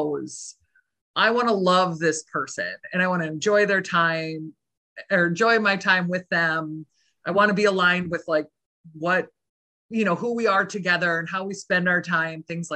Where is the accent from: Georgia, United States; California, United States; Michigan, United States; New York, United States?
Michigan, United States; also born or lived in Boston; I'm from Michigan originally